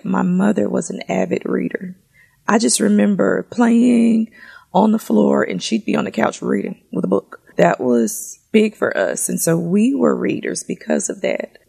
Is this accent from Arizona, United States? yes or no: no; Memphis, Tennessee, United States; I'm from Memphis, born and raised